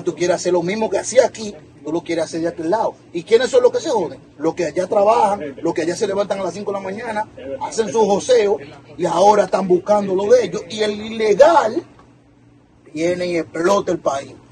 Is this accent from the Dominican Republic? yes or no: yes; Dominican Republic; also born or lived in Brooklyn, New York; now in New Jersey, United States